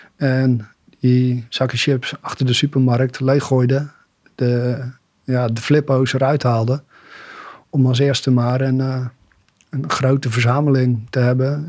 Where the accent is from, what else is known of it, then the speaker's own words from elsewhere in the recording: Bollenstreek, South Holland, Netherlands; klein dorpje in de Bollenstreek opgegroeid